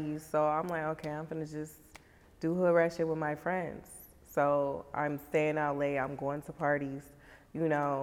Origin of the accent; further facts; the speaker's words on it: Racine, Wisconsin, United States; Growing up in Racine, it was pretty cool